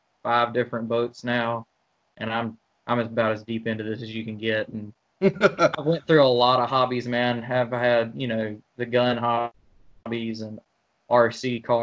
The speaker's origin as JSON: {"language": "English", "town": "Hueytown", "region": "Alabama", "country": "United States", "tie": "born or raised there", "also_born_or_lived": "Birmingham, Alabama", "said": "I'm born and raised in Alabama. Yeah, man. Born and raised in Alabama"}